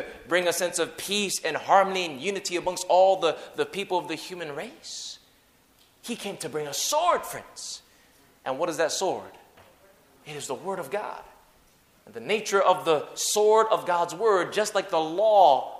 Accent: Hawaii, United States; I grew up in Hawaii, so English is my second language. Broken English is my first language

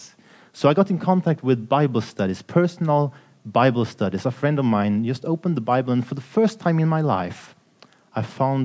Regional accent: Sweden; I'm from Sweden, working at Swedish or Scandinavian TV station called Lifestyle TV

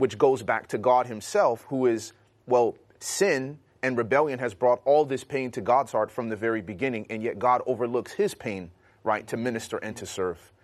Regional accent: Chicago, Illinois, United States; growing up in Chicago

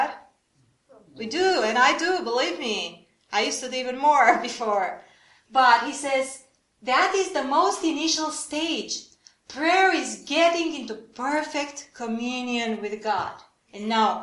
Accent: Romania; I'm from Romania

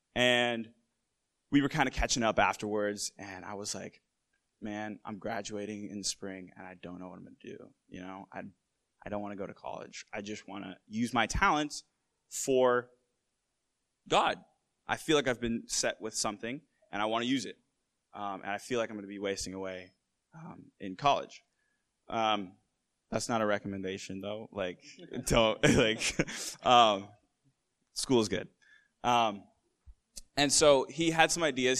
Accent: Massachusetts, United States; I'm from Massachusetts

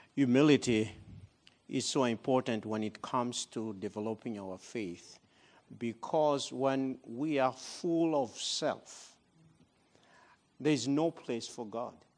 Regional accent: Madagascar; moved away as an adult; also born or lived in Democratic Republic of the Congo; I'm originally from Madagascar. but I left that country in nineteen ninety-five

